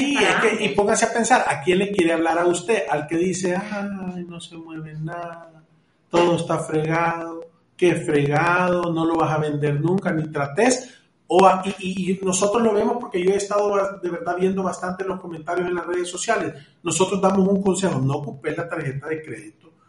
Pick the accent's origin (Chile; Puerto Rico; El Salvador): El Salvador; como los salvadoreños que somos